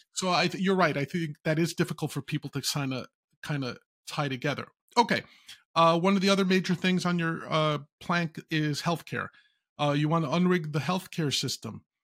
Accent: New York, United States; I'm a New Yorker as well

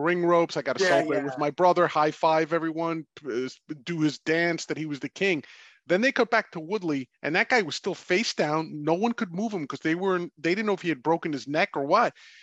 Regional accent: New York, United States; as a New Yorker

